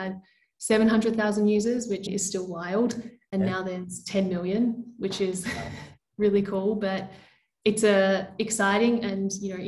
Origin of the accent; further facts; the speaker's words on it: Melbourne, Victoria, Australia; now in Lisbon, Portugal; Based in beautiful Lisbon, but I'm from Melbourne originally.